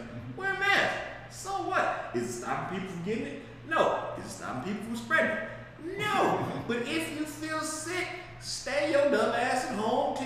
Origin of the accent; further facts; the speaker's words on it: Las Vegas, Nevada, United States; I was born and raised in Vegas.